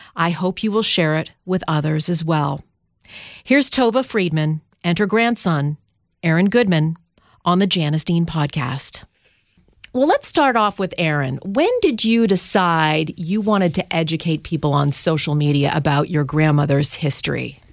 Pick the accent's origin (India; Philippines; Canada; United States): Canada; I grew up in Canada